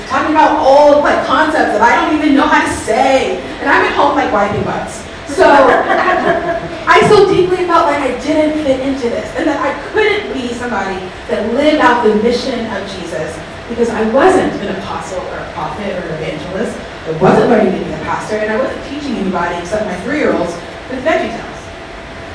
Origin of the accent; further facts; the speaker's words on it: the South, United States; I'm from the South